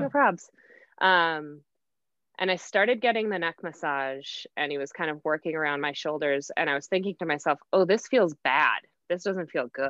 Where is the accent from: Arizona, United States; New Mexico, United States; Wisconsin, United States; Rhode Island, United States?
Wisconsin, United States; Oconomowoc; moved away as an adult; also born or lived in Whitewater, Wisconsin / Denver, Colorado; I am from Oconomowoc, Wisconsin, which is right in between Milwaukee and Madison. I lived mm-hmm. there growing up